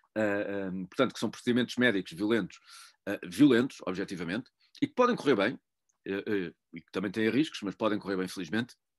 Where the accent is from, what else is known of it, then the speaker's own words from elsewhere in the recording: Portugal; eu também, enquanto português, eu sou português